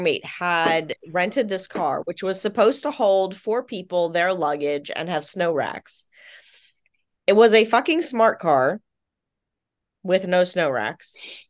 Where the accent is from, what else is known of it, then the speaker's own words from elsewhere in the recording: Virginia, United States; because we're both basically from Virginia too, like not the same part of Virginia, but this, even though we're Navy brats, we're from Virginia.